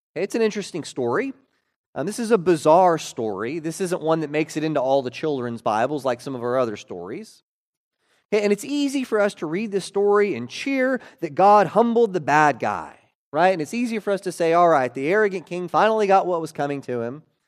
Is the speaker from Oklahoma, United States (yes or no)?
yes; Oklahoma, United States; my third grade year, uh, growing up in Oklahoma.